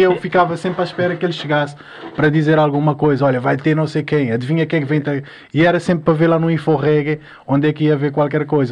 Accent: Mindelo, São Vicente, Cape Verde; now in Portugal; Em Cabo Verde, pronto, desde criança és acostumado a ouvir reggae

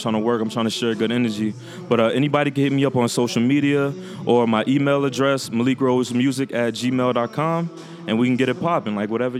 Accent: New Orleans, Louisiana, United States; now in Los Angeles, United States; I'm based out of Los Angeles, but I'm originally from New Orleans, Louisiana.

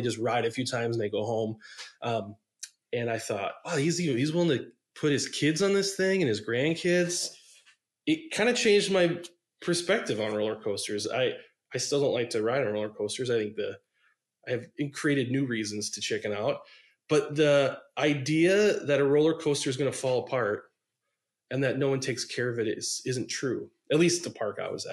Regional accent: outside Milwaukee, Wisconsin, United States; I grew up in outside Milwaukee

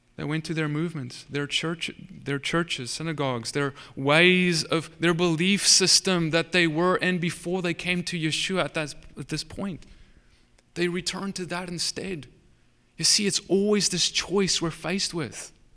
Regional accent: Cape Town, Western Cape, South Africa; moved away as an adult; now in United States; I'm from South Africa. I'm, you, I guess you could say Dutch heritage. And, um, I, I, I, I grew up there my whole life

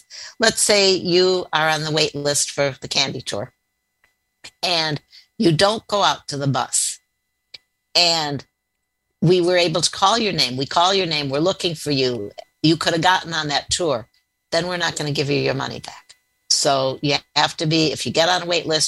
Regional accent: outside of Chicago, Illinois, United States; Growing up outside of Chicago, you know, we went there for many school field trips.

